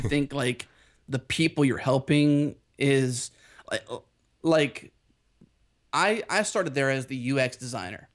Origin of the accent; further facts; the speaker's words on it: Pittsburgh, Pennsylvania, United States; now in Houston, United States; I have a little bit of Texas in my Pittsburgh roots